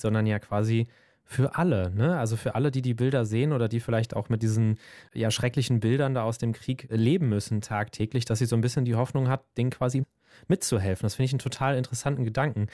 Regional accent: Germany; bei uns in Deutschland

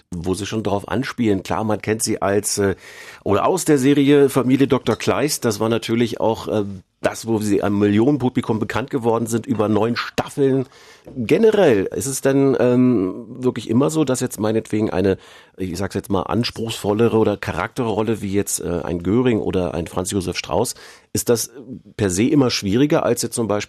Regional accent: Bavaria, Germany; nicht nur als Bayer, sondern auch

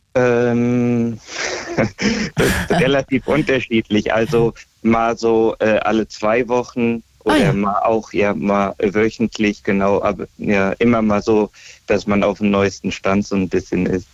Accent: Großkrotzenburg, Hesse, Germany; Großkotzenburg. Gro das ist bei Hanau

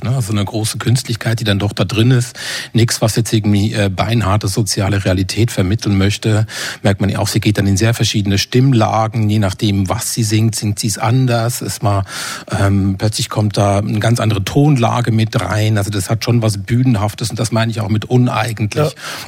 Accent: Switzerland; moved away; meiner Heimat der Schweiz

